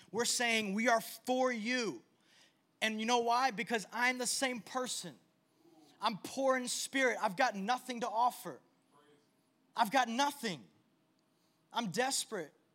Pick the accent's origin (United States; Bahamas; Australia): United States; I was born in the United States